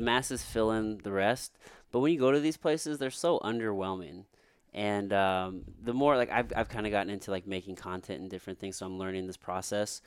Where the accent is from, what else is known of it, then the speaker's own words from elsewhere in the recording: Potosi, Missouri, United States; growing up in Missouri